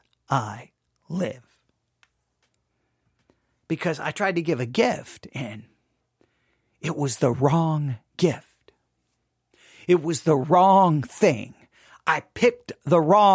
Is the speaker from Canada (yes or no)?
no; Buffalo Gap, Texas, United States; I grew up in West Texas, mind you, obviously, Buffalo Gap, Texas